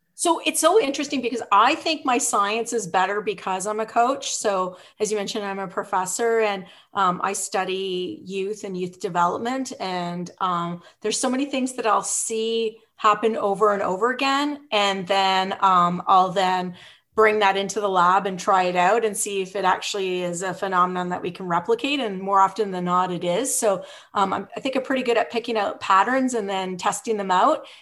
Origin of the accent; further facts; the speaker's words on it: Revelstoke, British Columbia, Canada; moved away as an adult; also born or lived in Vancouver / Ottawa; now in Ontario, Canada; I grew up in British Columbia in this small town called Revelstoke